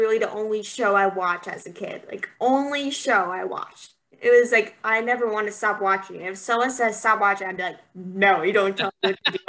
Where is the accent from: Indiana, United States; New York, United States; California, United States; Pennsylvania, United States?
Pennsylvania, United States; because I'm from Pennsylvania. So I live by 2 hours from Philadelphia.